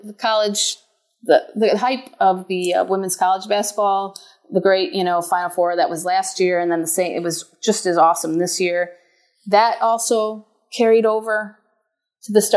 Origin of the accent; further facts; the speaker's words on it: Buffalo, New York, United States; I get to write about Buffalo sports in my hometown that I grew up in, watching